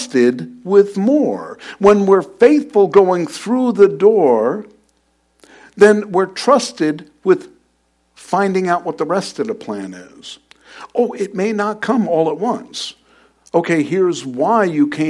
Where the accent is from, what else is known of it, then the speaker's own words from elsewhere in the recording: New York, United States; moved away; I was born and raised in New York